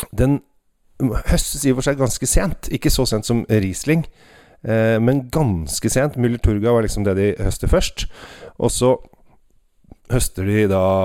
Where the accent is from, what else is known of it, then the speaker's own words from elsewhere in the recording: Norway; oss her hjemme i Norge